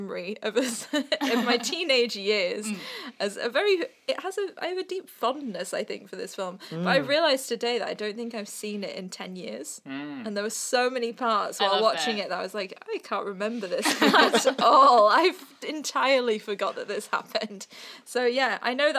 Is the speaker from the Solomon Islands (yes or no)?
no; England, United Kingdom; I hail from England